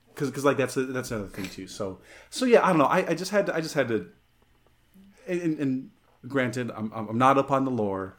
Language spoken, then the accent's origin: English; San Luis Valley, Colorado, United States; growing up in the San Luis Valley, where the spring is windy as shit.